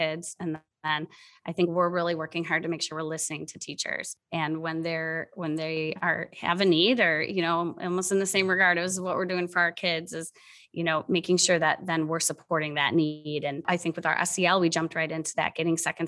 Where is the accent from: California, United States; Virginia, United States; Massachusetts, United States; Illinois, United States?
Illinois, United States; Waubonsie; I'm a graduate from Waubonsie